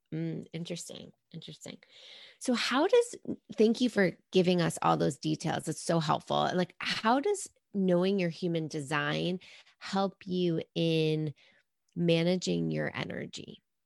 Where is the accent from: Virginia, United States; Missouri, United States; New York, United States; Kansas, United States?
New York, United States; New York City; I'm a New Yorker. Like, oh, that's my naturally born state